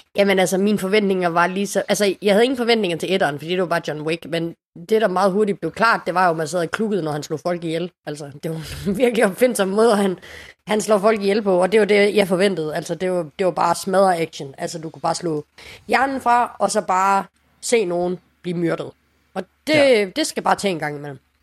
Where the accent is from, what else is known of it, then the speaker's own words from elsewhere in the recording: Casablanca, Casablanca-Settat, Morocco; now in Denmark; min hjemby i det nordafrikanske Casablanca